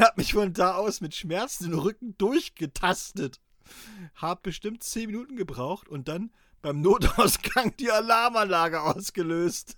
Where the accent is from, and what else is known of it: East Germany, Germany